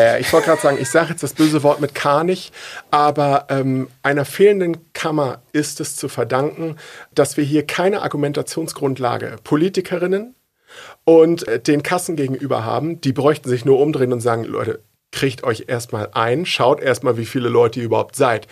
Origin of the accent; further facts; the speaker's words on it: Uelzen, Lower Saxony, Germany; ich komme aus Uelzen